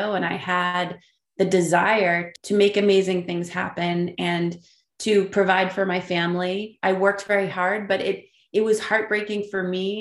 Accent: Burlington, Massachusetts, United States; I grew up in Burlington, Massachusetts

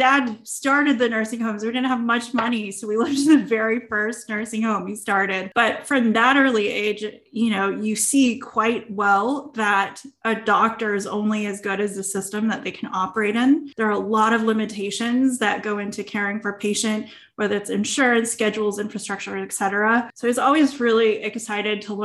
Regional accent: Clovis, California, United States; I grew up in the Central Valley in Clovis, California, where there are a ton of farms

